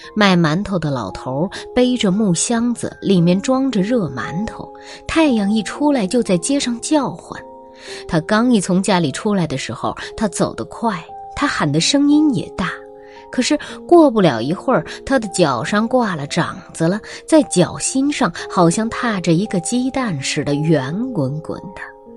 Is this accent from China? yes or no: yes; northern China, China; now in Xiamen, China; 虽然我是南方人啊，但我的童年时期是在北方度过的